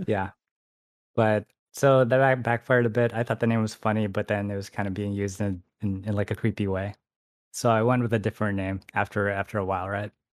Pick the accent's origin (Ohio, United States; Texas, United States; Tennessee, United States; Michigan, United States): Michigan, United States; now in San Francisco, United States; I actually grew up in, like, a really small town